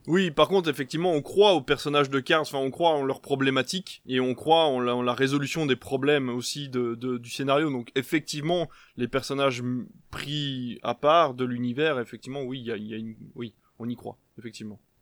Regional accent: Belgium; now in France; je viens de Belgique parce que en Belgique on est sur des plats

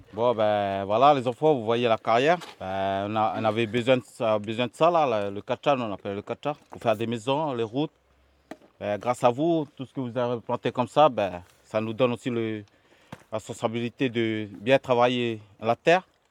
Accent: Nétché, Maré, Loyalty Islands Province, New Caledonia; Je suis originaire de Nété

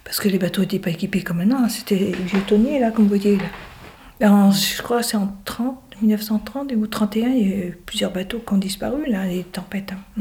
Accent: Lorient, Brittany, France; also born or lived in Groix / Caudan; Mes parents, ils habitaient Groix, mais je suis née à Lorient

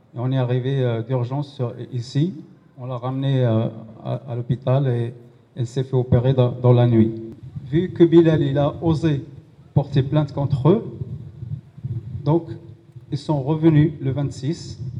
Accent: Pantin, Île-de-France, France; on est des Pontinois

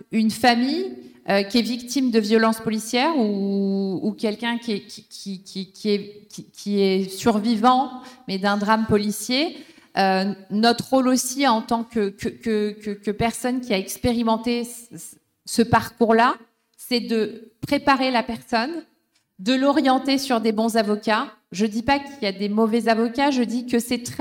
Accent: France; on doit se mobiliser tous ensemble en tant que Français, habitant en France

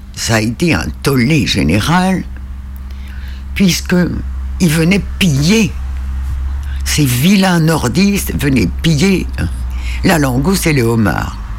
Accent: Île de Sein, Brittany, France; je suis originaire de l'île de Saint

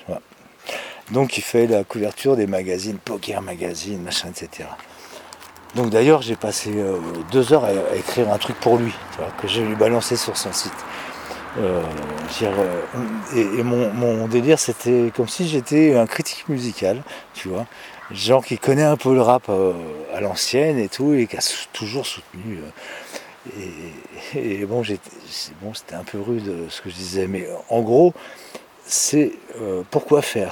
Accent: Paris, Île-de-France, France; en tant que Parisien, Parisienne

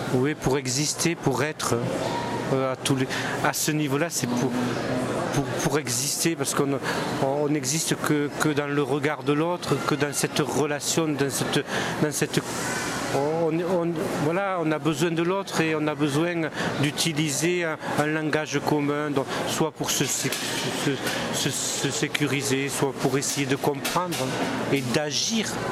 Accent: Languedoc, Occitania, France; mes racines, elles sont languedociennes. Je suis enraciné dans mon terroir languedocien. Donc je suis méridional

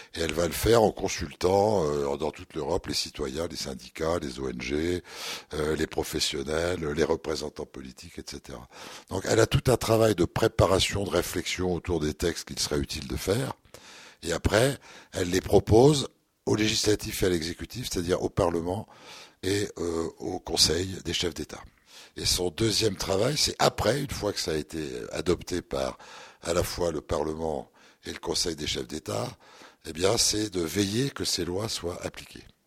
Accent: the Nord, Hauts-de-France, France; on est tous du Nord, hein, on est des ch'tis, donc on, on vit, euh, dans le Nord

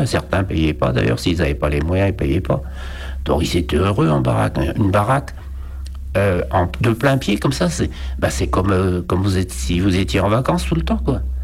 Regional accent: Brest, Brittany, France; Je suis né à Brest en août 1940.

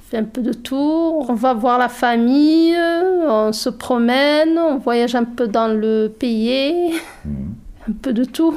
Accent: Errachidia, Drâa-Tafilalet, Morocco; now in Uzès, France; je suis née au Maroc, euh, dans le sud du Maroc

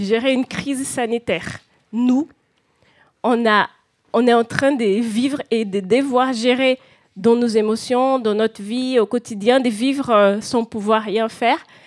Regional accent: Brazil; now in France; surtout nous qui sommes pas au Brésil

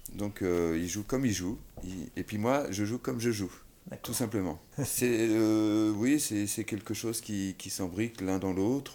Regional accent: Brittany, France; je suis breton

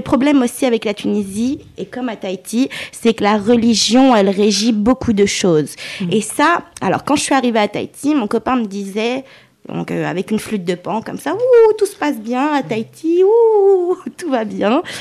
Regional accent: Lyon, Auvergne-Rhône-Alpes, France; Je suis lyonnaise d'origine tunisienne

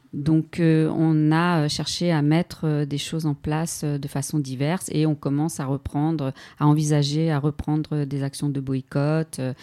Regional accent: France; En tant que Française

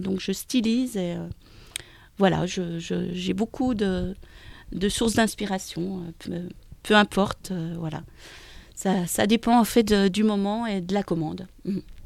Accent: near Dijon, eastern France, Bourgogne-Franche-Comté, France; also born or lived in Pont-Scorff, Brittany; now in Brittany, France; je suis née dans l'Est, à côté de Dijon, et il y a une école qui, qui est juste à côté de chez moi

